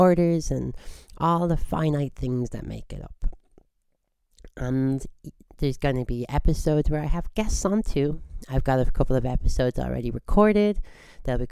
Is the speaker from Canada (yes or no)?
yes; Squamish, British Columbia, Canada; I hail from Squamish